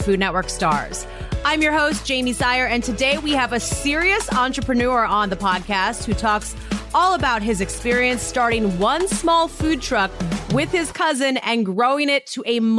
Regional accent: Montana, United States; moved away; I grew up in Montana

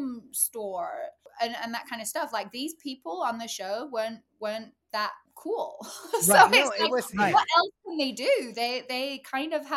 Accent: England, United Kingdom; moved away; I'm the English chick on the show

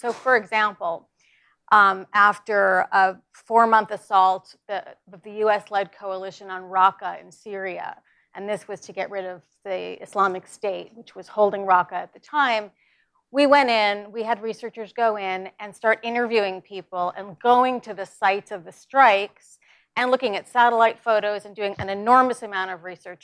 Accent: New York, United States; I'm from New York

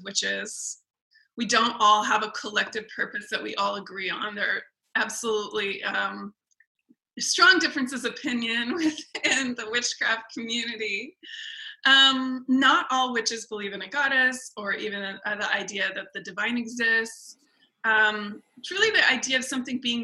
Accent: Tongva and Chumash lands, California, United States; also born or lived in England / Scandinavia; the Tongva and the Chumash people, specifically in the area where I come from

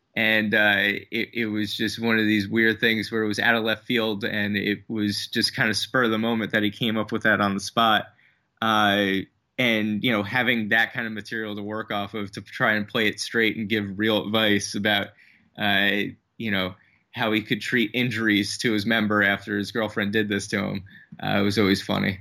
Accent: New Jersey, United States; moved away as an adult; also born or lived in Brooklyn, New York; originally, originally from New Jersey, but I moved out here from Brooklyn about, uh, three and a half years ago.

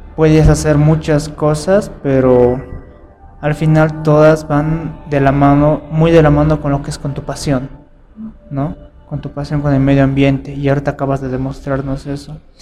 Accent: Bolivia; soy de Bolivia, soy de acá, mis papás son del área rural

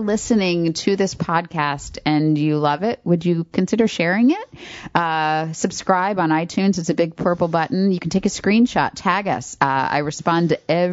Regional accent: west coast of Florida, United States; also born or lived in Orlando, Florida; now in Raleigh, United States; I grew up in Florida

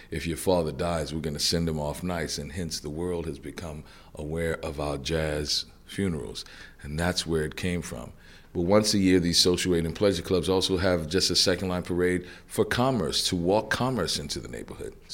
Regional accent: New Orleans, Louisiana, United States; I was born and raised in New Orleans, Louisiana, which is uh, the deep South, but it's really different. New Orleans is, uh, I kind of say, it's the northernmost Caribbean city.

